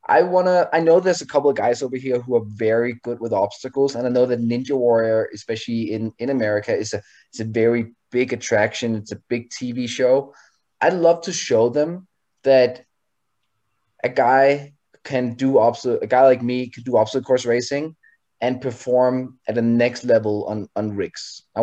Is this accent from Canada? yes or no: yes; Canada; we're Canadian.